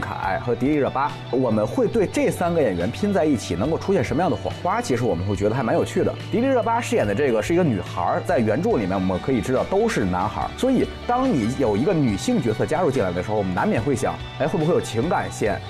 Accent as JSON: {"language": "Chinese", "country": "China", "said": "对我们中国人来说的话，也会很强。我们经历了改革开放，我们经历了中国经济的这个起步到腾飞，"}